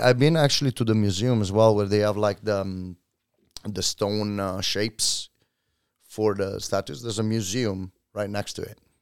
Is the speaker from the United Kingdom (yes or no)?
no; Italy; moved away as an adult; now in Oslo, Norway